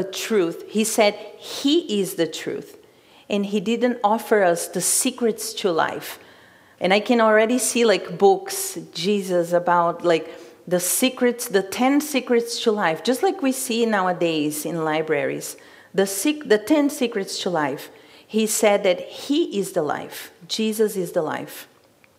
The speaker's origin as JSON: {"language": "English", "country": "Brazil", "moved": "yes", "said": "I'm from Brazil"}